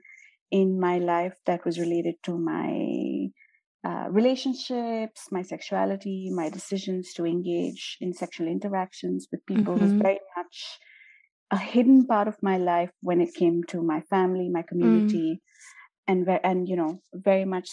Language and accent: English; India; I'm Indian and I grew up in India